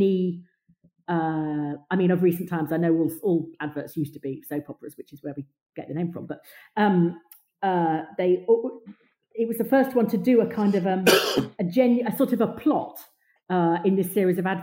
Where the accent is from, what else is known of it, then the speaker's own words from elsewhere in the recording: England, United Kingdom; we, as smirky English people